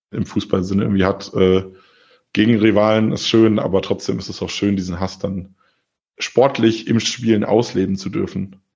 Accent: Frankfurt, Hesse, Germany; ich habe es auch diese Saison schon ganz oft gesagt, als Frankfurter, der Offenbach in der vierten Liga

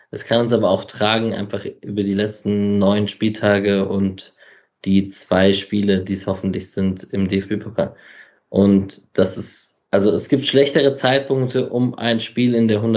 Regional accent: Berlin, Germany; für mich als Berliner, oder einfach also HSV auswärts fände ich tatsächlich auch geil.

